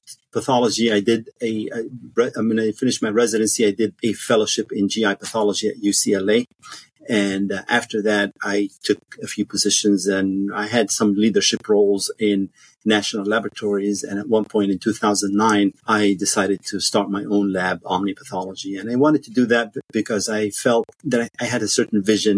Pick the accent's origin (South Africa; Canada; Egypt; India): Egypt; moved away as an adult; also born or lived in Washington, D.C., United States / Cairo, Egypt; now in United States; I grew up in Egypt. I went to med school in Cairo University